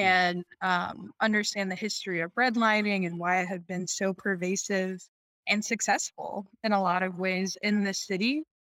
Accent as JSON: {"language": "English", "area": "right outside of Washington D.C.", "region": "Maryland", "country": "United States", "tie": "born or raised there", "moved": "yes", "lives_now": "Chicago, United States", "said": "I grew up in Maryland, right outside of Washington D.C."}